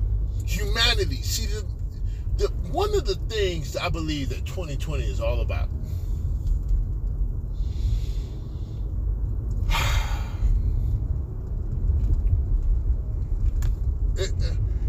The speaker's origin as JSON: {"language": "English", "region": "Midwest", "country": "United States", "tie": "born or raised there", "moved": "yes", "lives_now": "California, United States", "said": "I was born in the Midwest. I was raised in the Midwest."}